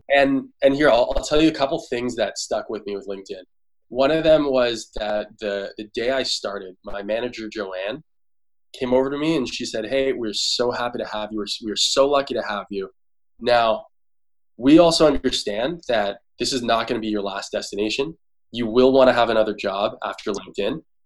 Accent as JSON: {"language": "English", "town": "Toronto", "region": "Ontario", "country": "Canada", "moved": "yes", "lives_now": "San Francisco, United States", "said": "I'm from Toronto"}